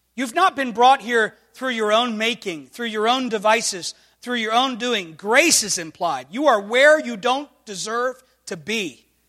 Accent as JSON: {"language": "English", "country": "United States", "said": "I'm thankful to identify this morning as an American."}